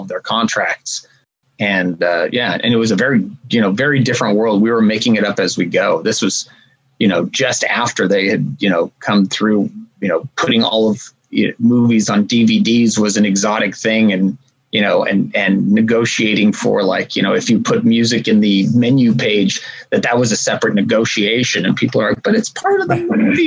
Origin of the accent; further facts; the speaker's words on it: Los Angeles, California, United States; I grew up here in Los Angeles, and I was a kind of punk rock kid